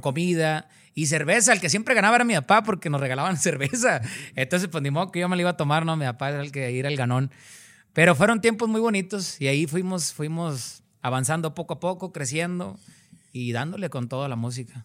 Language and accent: Spanish; Cadereyta Jiménez, Nuevo León, Mexico; Yo soy de un lugar que se llama Cadereyta Jiménez, Nuevo León